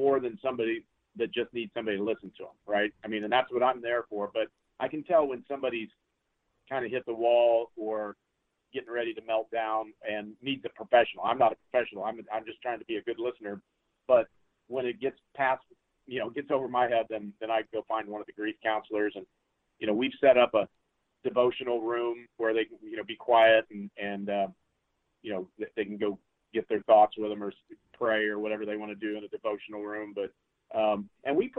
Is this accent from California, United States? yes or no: no; Hutchinson, Kansas, United States; moved away; I grew up in Hutchinson, so I'm familiar with Wichita